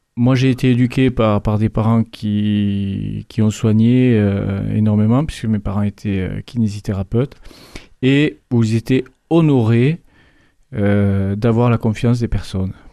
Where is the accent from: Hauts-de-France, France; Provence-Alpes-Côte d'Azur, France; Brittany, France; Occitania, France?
Occitania, France; Revel; je, suis de Revel. Je suis même natif de Revel